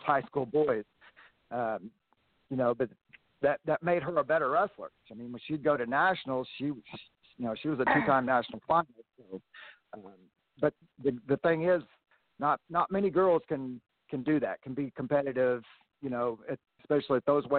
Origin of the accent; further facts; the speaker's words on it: Arkansas, United States; I grew up in Arkansas